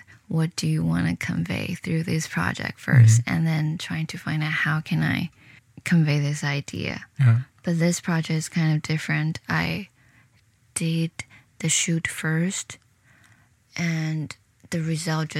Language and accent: English; Shenzhen, Guangdong, China; moved away as an adult; also born or lived in Hong Kong / United Kingdom / Providence, Rhode Island; now in New York City, United States; I'm from China. A city in the south, a river across Hong Kong. I wasn't born there, but I spent 10 years living in the city